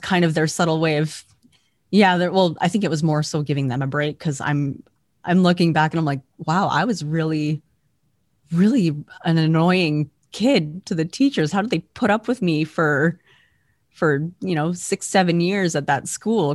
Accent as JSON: {"language": "English", "region": "Alberta", "country": "Canada", "said": "I am from Alberta, Canada"}